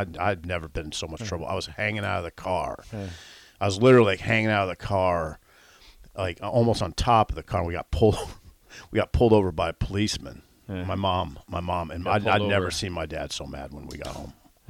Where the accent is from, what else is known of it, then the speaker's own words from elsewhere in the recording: Columbus, Ohio, United States; Growing up in Columbus.